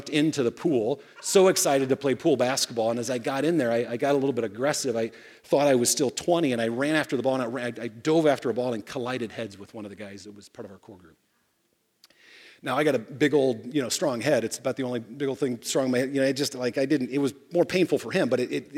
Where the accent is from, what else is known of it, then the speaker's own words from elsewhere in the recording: Fort Wayne, Indiana, United States; I grew up in Fort Wayne, Indiana